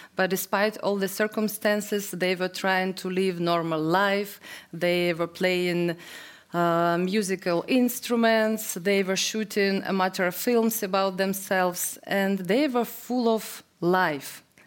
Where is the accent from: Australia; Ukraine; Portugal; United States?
Ukraine; English is a second language; I was born in Soviet Union